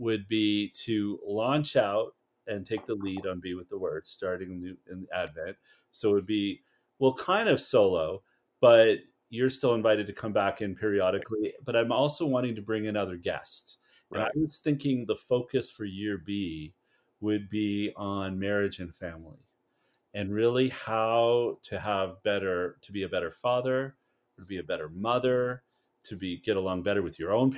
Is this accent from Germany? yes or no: no; Ontario, Canada; born or raised there